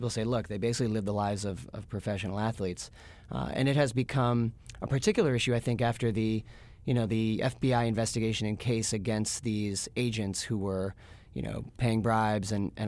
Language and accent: English; Boston, Massachusetts, United States; I'm from Boston, so I'm biased.